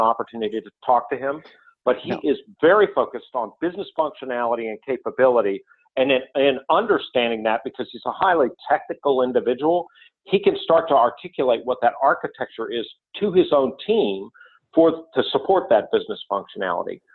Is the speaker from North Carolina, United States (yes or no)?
yes; North Carolina, United States; I grew up in North Carolina